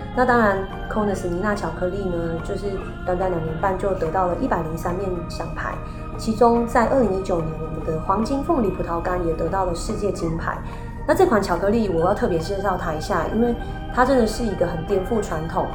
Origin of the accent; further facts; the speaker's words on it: Taiwan; 我们台湾人